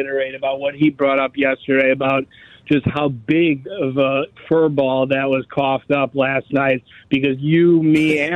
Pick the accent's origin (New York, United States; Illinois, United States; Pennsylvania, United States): Illinois, United States; Chicago; now in West Coast, United States; I'm out in the West Coast. But, you know, I'm a transplant from Chicago all my life.